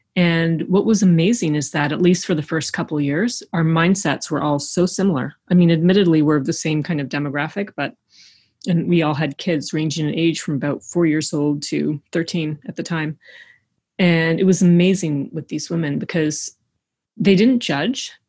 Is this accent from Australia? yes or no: no; Eastern Canada, Canada; we don't have mountains in Eastern Canada